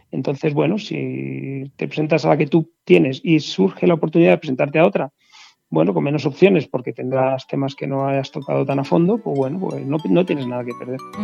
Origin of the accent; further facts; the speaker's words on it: La Granja, Castile and León, Spain; soy de La Granja, un pueblo de Segovia